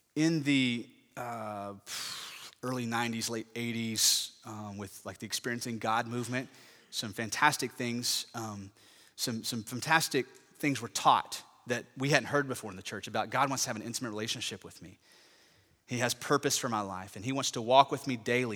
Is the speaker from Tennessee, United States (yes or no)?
no; Parker County, Texas, United States; I grew up in Parker County